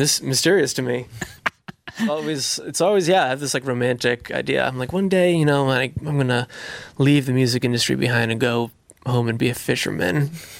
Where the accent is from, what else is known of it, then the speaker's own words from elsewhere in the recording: Massachusetts, United States; also born or lived in Syracuse, New York; now in Brooklyn, United States; I'm from Massachusetts originally